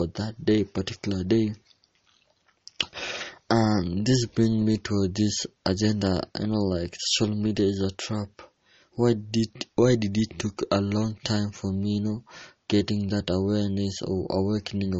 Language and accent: English; Kenya; I'm from Kenya, East Africa